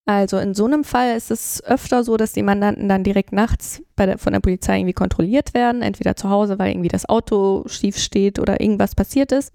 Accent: Flensburg, Schleswig-Holstein, Germany; moved away as an adult; now in Cologne, Germany; ich bin in Flensburg aufgewachsen

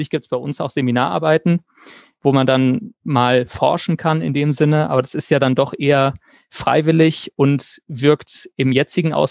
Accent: Mainz, Rhineland-Palatinate, Germany; Ähm, ich äh, komme aus Mainz ähm, und habe an der, Johann, also wohne in Mainz und habe an der Johannes Gutenberg Universität studiert

